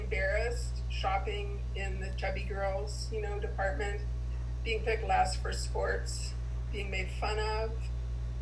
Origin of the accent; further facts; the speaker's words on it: Midwest, United States; I was born in 1951 in the Midwest to a strict German Catholic family